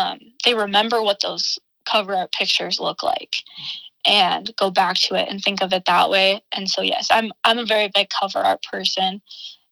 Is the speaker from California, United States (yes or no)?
no; Armour, South Dakota, United States; born or raised there; now in Brookings, United States